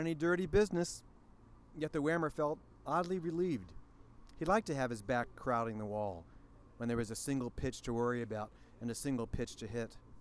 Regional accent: East Coast, United States; I grew up in the East Coast

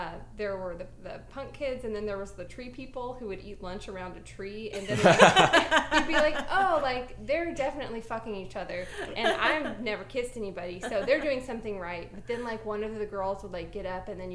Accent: Houston, Texas, United States; born and raised in Houston

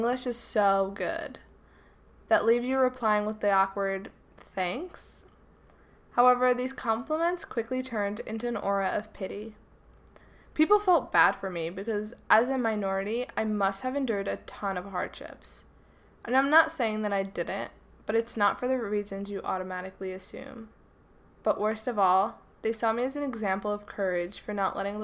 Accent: New Jersey, United States; I was born in a hospital in New Jersey that has since been turned into a Home Depot

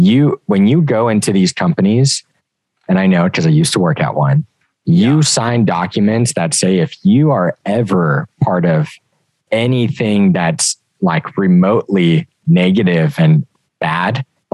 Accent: United States

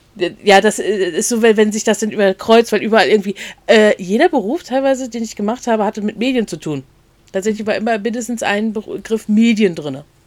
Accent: a village near Schwerin, Mecklenburg-Vorpommern, Germany; now in Rostock, Germany; aufgewachsen auf dem Dorf. Das hatten wir schon mal gesagt, in der Nähe von Schwerin.

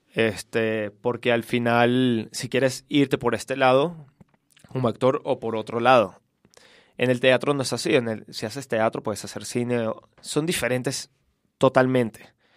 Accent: Caracas, Capital District, Venezuela; moved away as an adult; also born or lived in Charlotte, North Carolina, United States; Soy de Venezuela, de Caracas. Me fui hace 10 años de mi país, tenía 18.

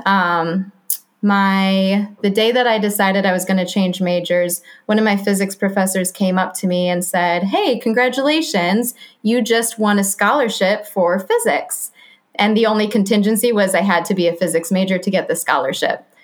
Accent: Grand Rapids, Michigan, United States; moved away; I'm from Grand Rapids, Michigan. Spent my whole life there.

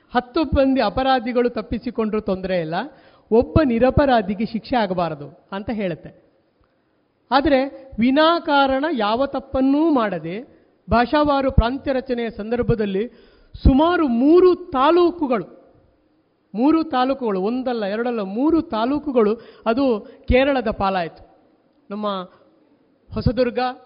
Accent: Kasaragod, Kerala, India; ನಾವು ಕಾಸರಗೋಡಿನಲ್ಲಿರತಕ್ಕಂಥ ಕನ್ನಡಿಗರು ಭಾಷಾ ಅಲ್ಪಸಂಖ್ಯಾತರು

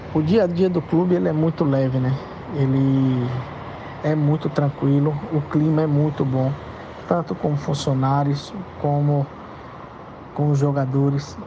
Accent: Belo Horizonte, Minas Gerais, Brazil; moved away as an adult; now in Maceió, Brazil; sou mineiro, sou de Belo Horizonte, mas enraizado aqui em Maceió. Moro aqui em Maceió desde 2000, há 22 anos

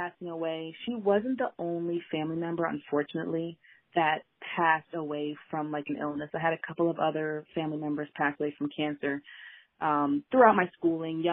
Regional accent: Mason, Ohio, United States; moved away as an adult; also born or lived in Alabama / Cincinnati, Ohio; now in Maryland, United States; I spent the majority of my childhood growing up in Ohio, a small suburb of Cincinnati, which is called Mason, Ohio.

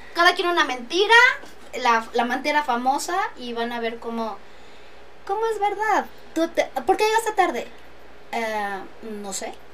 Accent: Texcoco, State of Mexico, Mexico; soy texcocana, soy licenciada en administración

